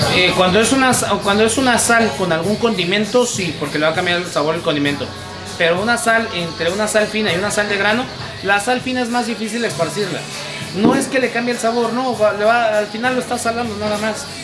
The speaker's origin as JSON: {"language": "Spanish", "country": "Mexico"}